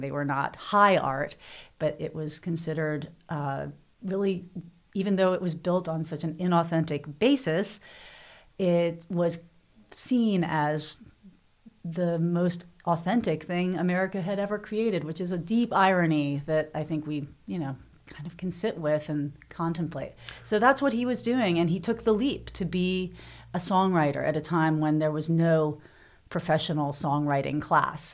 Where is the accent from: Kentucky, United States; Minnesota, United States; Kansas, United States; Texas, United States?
Kentucky, United States; Louisville; I grew up in Louisville, uh, Derby City